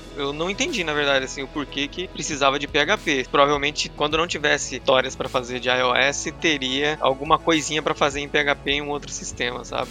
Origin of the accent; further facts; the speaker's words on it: Curitiba, Paraná, Brazil; also born or lived in Campo Grande; eu sou de Curitiba